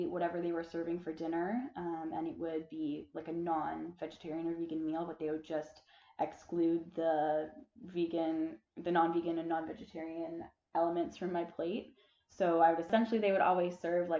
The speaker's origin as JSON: {"language": "English", "area": "Muskoka", "region": "Ontario", "country": "Canada", "moved": "as an adult", "lives_now": "Prince Edward Island, Canada", "said": "I'm from Muskoka, Ontario, but I'm currently on Prince Edward Island right now studying biology at university"}